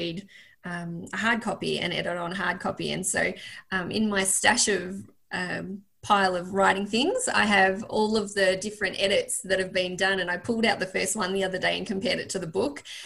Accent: Northeast Victoria, Australia; I grew up in Northeast Victoria

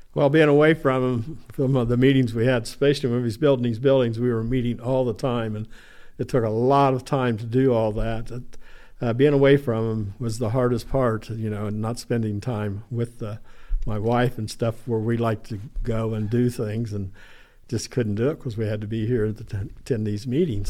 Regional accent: New Holland, Ohio, United States; born and raised in, around the area in New Holland

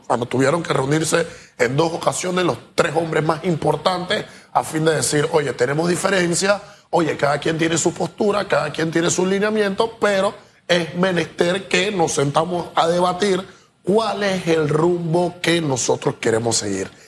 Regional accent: Panama; nosotros como panameños

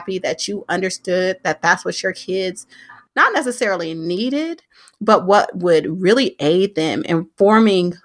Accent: Oakland, California, United States; I'm born and raised in Oakland

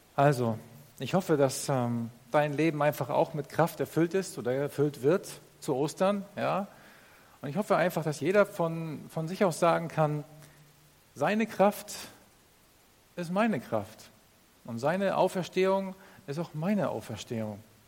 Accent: Northern Germany, Germany; Ich komme aus Norddeutschland. Ich bin aufgewachsen als Bauerssohn.

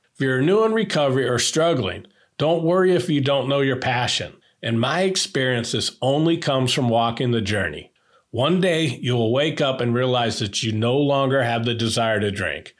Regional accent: Northern California, United States; born or raised there

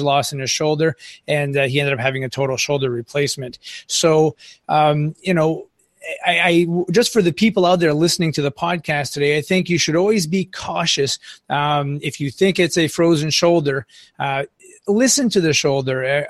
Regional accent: northern Maine, United States; accent: Franco-American; I live on the Canadian border up here in northern Maine, we're pretty secluded

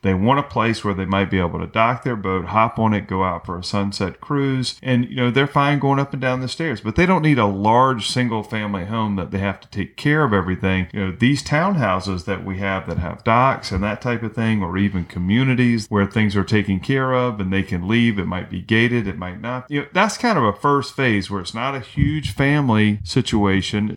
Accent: North Carolina, United States; now in St. Petersburg, United States; I grew up in North Carolina.

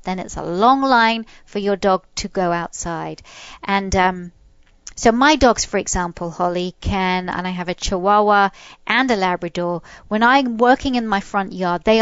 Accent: England, United Kingdom; moved away; I was brought up in England.

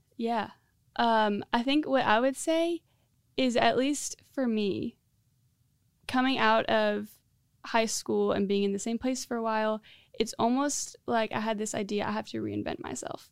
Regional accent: Central Florida, United States; moved away as an adult; now in Greenville, United States; I grew up in Central Florida. So, um, I moved to Greenville a year and a half ago

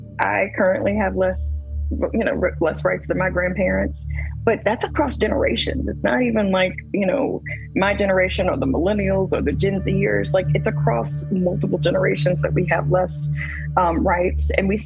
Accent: Louisiana, United States; I am a Black woman from the South. I am born and raised in Louisiana, and I still currently reside there.

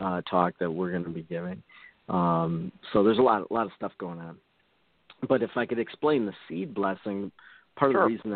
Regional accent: Michigan, United States; moved away; I'm originally from Michigan

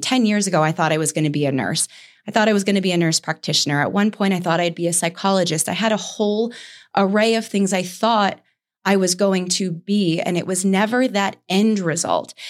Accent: Saratoga Springs, New York, United States; moved away; I went back to Saratoga that I had been running from, that's where I grew up in New York

